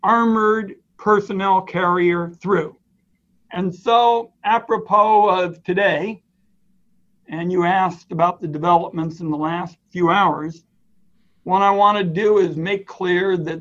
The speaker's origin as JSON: {"language": "English", "town": "Portland", "region": "Oregon", "country": "United States", "tie": "born or raised there", "said": "my hometown"}